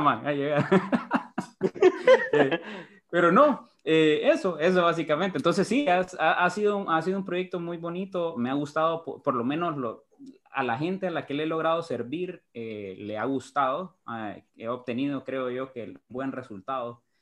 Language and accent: Spanish; Honduras; Lo que me malea es, es, es Honduras, es mi, mi patria, mi país